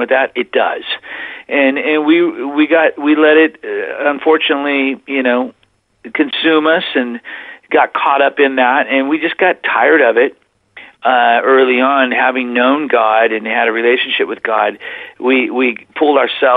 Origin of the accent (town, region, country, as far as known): Whittier, California, United States; born or raised there; moved away as an adult; also born or lived in Oklahoma; now in Plymouth, United States